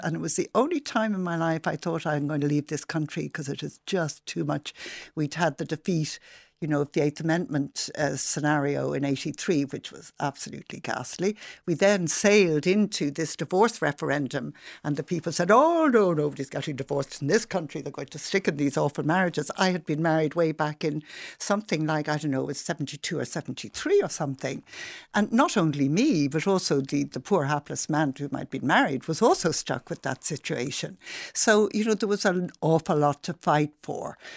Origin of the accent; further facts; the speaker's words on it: Dublin, Leinster, Ireland; I grew up in Rathmines, and my father was a butcher in Rathmines.